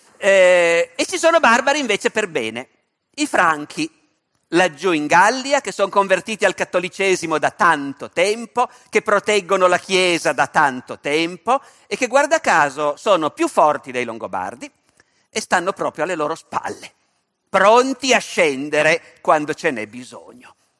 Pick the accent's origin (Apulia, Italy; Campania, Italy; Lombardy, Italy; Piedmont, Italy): Piedmont, Italy; Turin; sono torinese